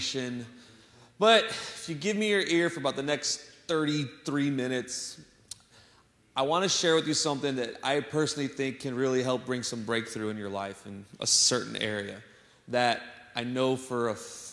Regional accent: San Antonio, Texas, United States; also born or lived in Chicago, Illinois; I'm originally from Chicago, y'all know, but I grew up in San Antonio

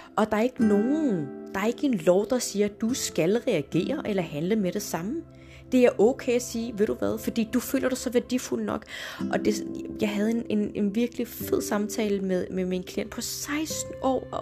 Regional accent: Denmark; also born or lived in Morocco (ancestry); Jeg er jo født og opvokset i Danmark, men har, hvad skal man sige, nordafrikanske rødder

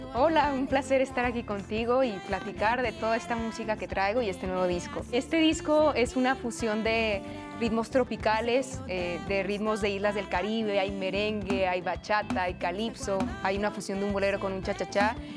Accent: Hermosillo, Sonora, Mexico; now in Mexico City, Mexico; Vengo del norte del país, soy de Hermosillo, Sonora, mucho calor, desierto completamente, pero justo el venirme a, Ciudad de México

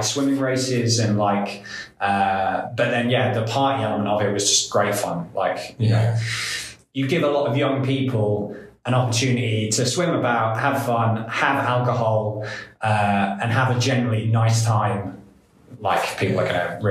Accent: England, United Kingdom; first language English; moved away as an adult; now in Estonia; as an English person

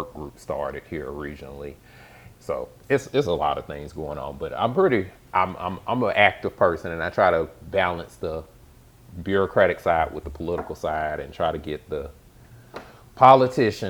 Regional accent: Alabama, United States; moved away as an adult; also born or lived in Birmingham, Alabama; now in Charlotte, United States; I'm a native of Alabama. I was born in East Alabama, pretty much split my time between East Alabama and Birmingham

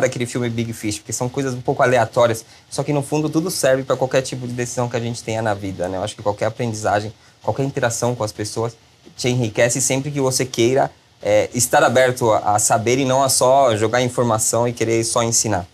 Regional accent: Chile; moved away as an adult; now in Brazil; Cresci no Chile, me formei no Chile

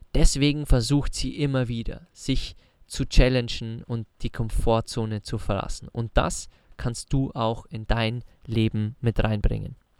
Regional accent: Bavaria, Germany; moved away; zu Hause bei uns in Bayern in den Alpen

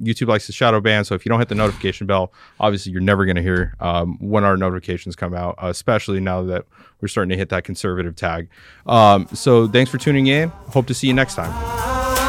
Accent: Las Vegas, Nevada, United States; moved away; also born or lived in Arizona; growing up in Las Vegas

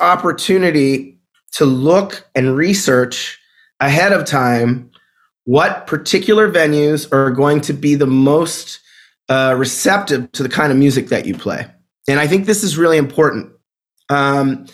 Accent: Pittsburgh, Pennsylvania, United States; also born or lived in Brooklyn, New York; now in Bay Area, United States; I grew up in Pittsburgh, Pennsylvania. I lived in Brooklyn, New York for over a decade.

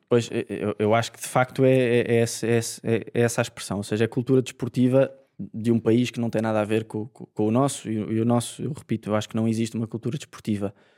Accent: Portugal; como português

